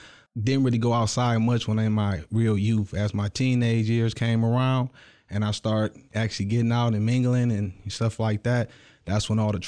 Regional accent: Clinton Township, Michigan, United States; born there; I was originally born in Clinton Township, small town right outside of Detroit

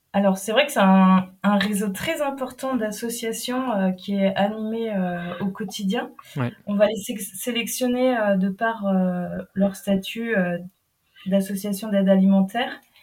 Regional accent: Brittany, France; now in Nantes, France; je suis bretonne basé à mm. Nantes actuellement.

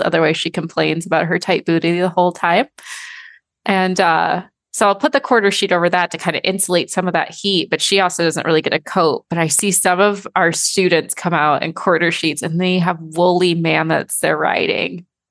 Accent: Michigan, United States; I'm from Michigan

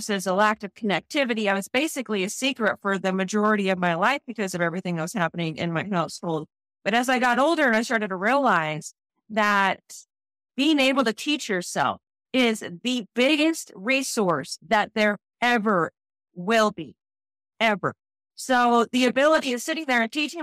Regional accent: Boise, Idaho, United States; I'm from Boise, Idaho. So born and raised in Boise, Idaho.

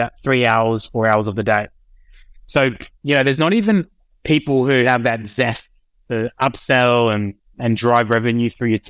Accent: Sunshine Coast, Queensland, Australia; moved away; also born or lived in Penrith; I grew up on the Sunshine Coast

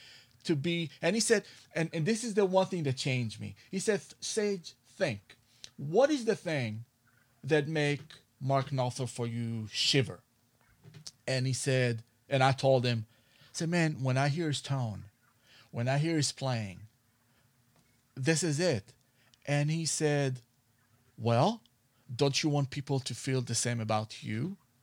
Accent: Israel; English is a second language; moved away as an adult; now in Los Angeles, United States; Well, in 1997, I moved to Los Angeles from Israel, okay, and I went to Musician Institute

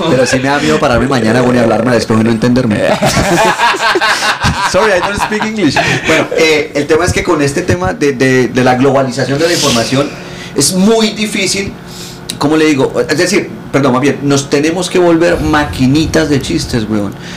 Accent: Bucaramanga, Santander, Colombia; yo crecí en Bucaramanga

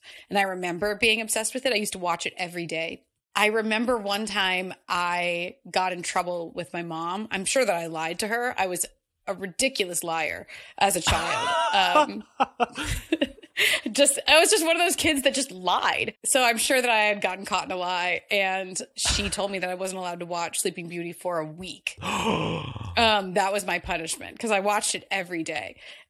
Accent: Virginia, United States; born there; also born or lived in South Carolina / Washington, D.C. / Toledo, Ohio; And so we moved around every couple of years, and mostly up and down the East Coast. I was born in Virginia, and we lived in South Carolina for a while.

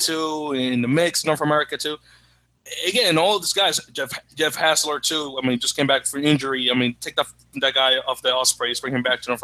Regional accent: Dominican Republic; I'm originally from the Dominican Republic

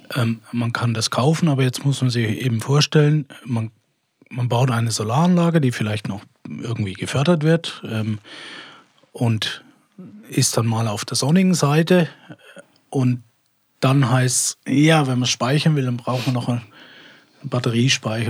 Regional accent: Switzerland; bei uns in der Schweiz

